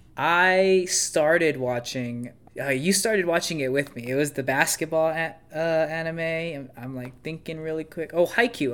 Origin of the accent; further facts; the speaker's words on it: United States; I'm an American